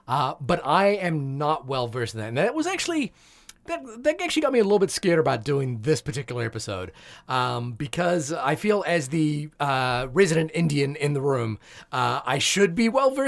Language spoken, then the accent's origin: English; New Zealand; I am saying RRR. Because that's how you say it as a New Zealander.